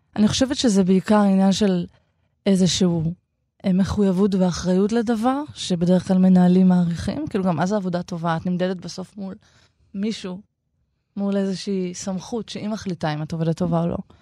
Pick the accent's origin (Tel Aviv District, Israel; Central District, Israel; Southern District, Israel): Central District, Israel; Shoham; לזו שאני גדלתי בה חלק מחיי